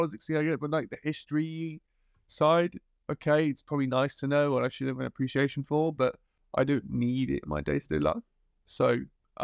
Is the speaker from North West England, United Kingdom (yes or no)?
yes; Liverpool, North West England, United Kingdom; I'm from Liverpool